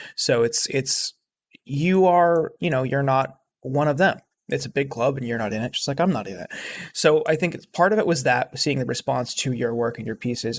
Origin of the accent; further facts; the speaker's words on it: Youngstown, Ohio, United States; my hometown, Youngstown